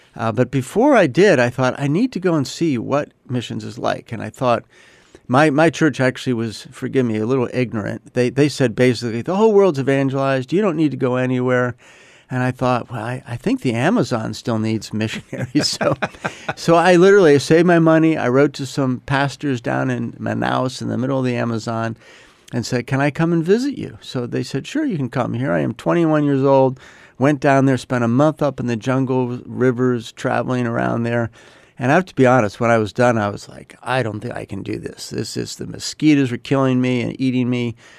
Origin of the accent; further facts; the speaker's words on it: United States; I'm an American